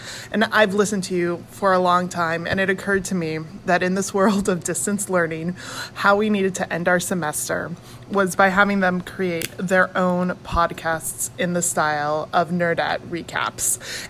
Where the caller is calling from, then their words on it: Los Angeles, California, United States; from Los Angeles